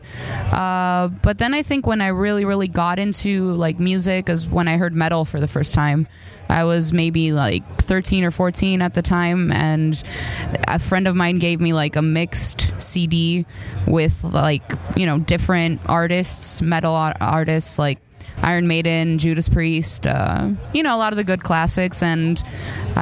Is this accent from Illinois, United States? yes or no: yes; Chicago, Illinois, United States; moved away; also born or lived in Greece; I grew up in Chicago and then I moved to Greece